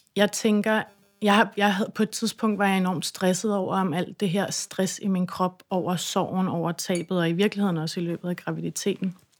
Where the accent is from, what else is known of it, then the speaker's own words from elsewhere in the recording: Christiansø, Capital Region of Denmark, Denmark; jeg kommer fra Christiansø